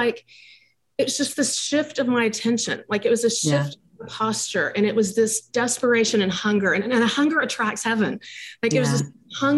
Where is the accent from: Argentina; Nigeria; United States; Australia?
United States; Dallas, Texas; I grew up in in Dallas, Texas